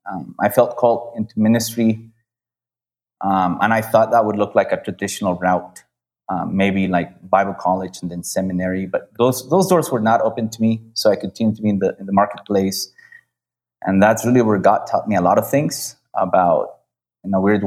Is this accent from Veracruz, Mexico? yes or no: no; Michoacán, Mexico; I was born in Mexico in a not very known state, Michoacán. I lived in a small town, spent some time in a small village with my grandparents as well.